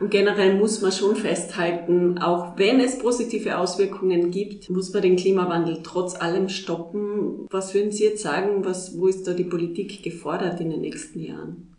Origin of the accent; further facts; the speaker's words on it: Tyrol, Austria; bei uns in Tirol oder in Österreich